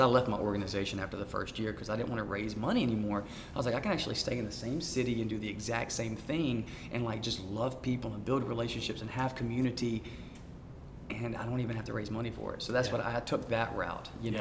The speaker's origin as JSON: {"language": "English", "town": "Montgomery", "region": "Alabama", "country": "United States", "tie": "born or raised there", "also_born_or_lived": "Union Springs, Alabama / Auburn, Alabama", "said": "I was born in Montgomery"}